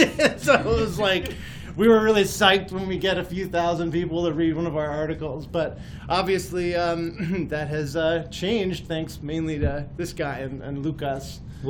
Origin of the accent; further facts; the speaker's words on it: Madrid, Community of Madrid, Spain; also born or lived in United States; Well, look, I grew up in Madrid and in the States.